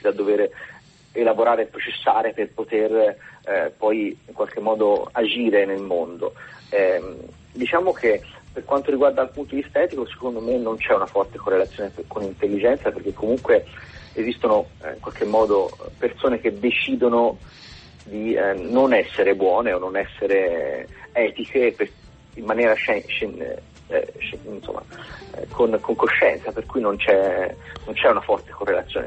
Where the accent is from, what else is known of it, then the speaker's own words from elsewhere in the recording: Florence, Tuscany, Italy; accent: Tuscan; io sono di Firenze